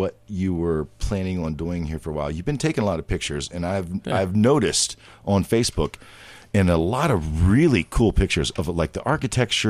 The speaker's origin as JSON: {"language": "English", "region": "Ohio", "country": "United States", "tie": "born or raised there", "also_born_or_lived": "Maryland", "said": "I am not a native necessarily Ohioan because I was born in Maryland, but I both of my parents are from Ohio. My dad's from Zanesville. My mom is from Stovertown. You know, my mom is from Newcomerstown, and so I am. This is where I was pretty much raised."}